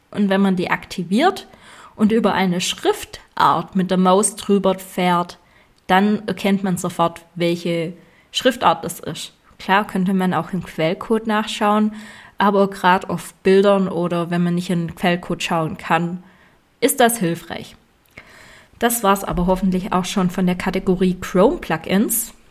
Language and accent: German; Swabia, Germany; Und ich als Schwabe empfehle dir Lifetime-Version